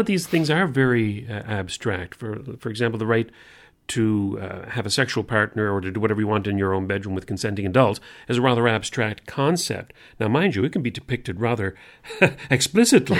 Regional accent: Canada; as a Canadian

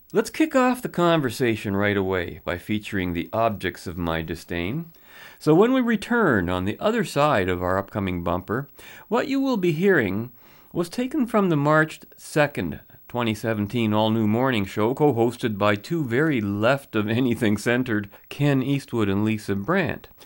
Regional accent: London, Ontario, Canada; my hometown of London, Ontario

